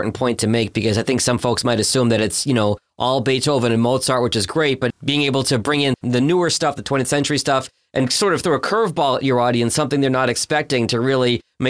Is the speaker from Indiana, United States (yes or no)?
no; Boston, Massachusetts, United States; now in Detroit, United States; I grew up in Boston as an … fan.